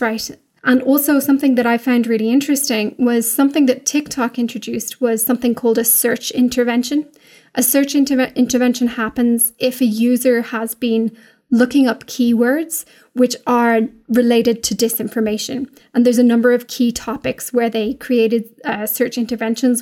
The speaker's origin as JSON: {"language": "English", "country": "Ireland", "said": "we're English speaking in Ireland"}